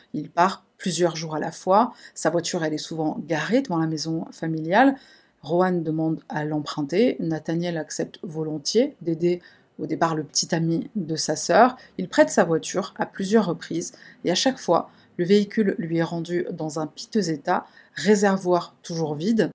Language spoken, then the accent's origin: French; France; chez nous, en France